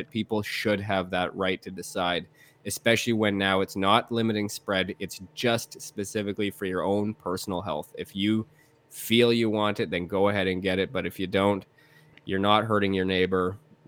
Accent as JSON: {"language": "English", "country": "Canada", "said": "I'm a Canadian, man, and I didn't expect it."}